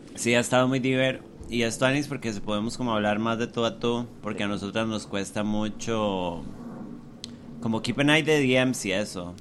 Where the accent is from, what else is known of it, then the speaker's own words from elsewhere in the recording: Costa Rica; nosotros como colectivo, Tico